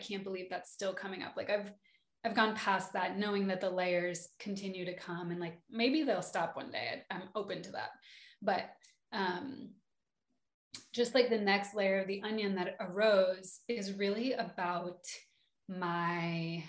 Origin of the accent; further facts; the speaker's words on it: Ojai, California, United States; I came from Ojai, California, which is a magical, magical valley.